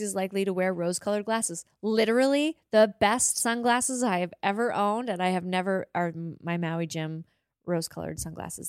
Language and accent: English; Montague, Prince Edward Island, Canada; I was born in Montague, Prince Edward Island